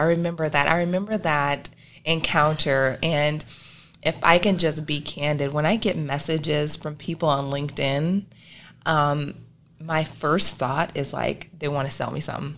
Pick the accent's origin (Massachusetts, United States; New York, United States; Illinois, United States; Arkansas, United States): Arkansas, United States; also born or lived in Tupelo, Mississippi; now in Nebraska, United States; I was born in Tupelo, Mississippi, raised in Arkansas, and I migrated to Nebraska